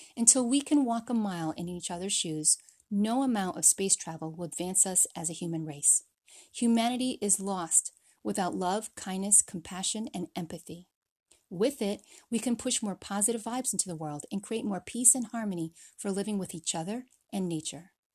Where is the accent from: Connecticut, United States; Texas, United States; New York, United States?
Connecticut, United States; also born or lived in Philippines; After crossing an ocean and three thousand American miles, we settled in Connecticut